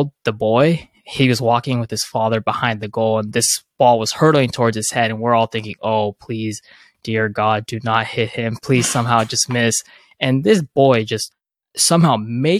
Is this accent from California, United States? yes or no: yes; Southern California, United States; I'm originally from Southern California